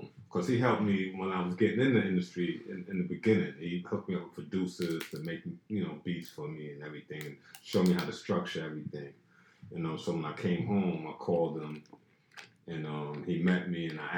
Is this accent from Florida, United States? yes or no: no; New York City, New York, United States; I grew up in Pink Houses and in Brownsville projects, you know, family in Brownsville